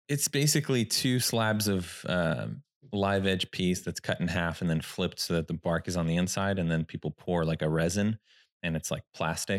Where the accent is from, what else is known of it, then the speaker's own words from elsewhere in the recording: Sacramento, California, United States; I'm from Sacramento, this is where I was born.